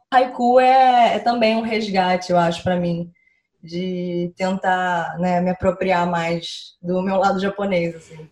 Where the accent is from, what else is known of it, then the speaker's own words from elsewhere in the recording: Rio de Janeiro, Brazil; Sou carioca